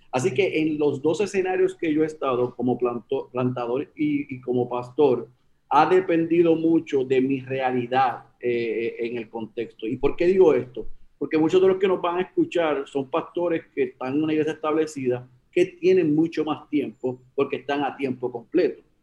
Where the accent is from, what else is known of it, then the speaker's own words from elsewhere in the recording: Puerto Rico; moved away as an adult; also born or lived in Oklahoma, United States; yo, era, soy puertorriqueño, pero estoy en Estados Unidos